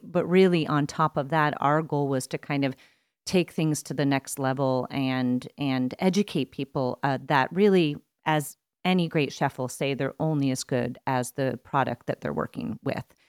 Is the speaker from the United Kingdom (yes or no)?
no; East Coast, United States; moved away as an adult; I grew up on the East Coast